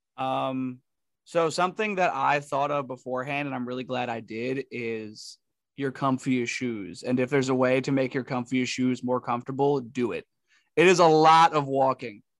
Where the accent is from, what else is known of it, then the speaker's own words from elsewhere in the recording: Northeast, United States; we're from the Northeast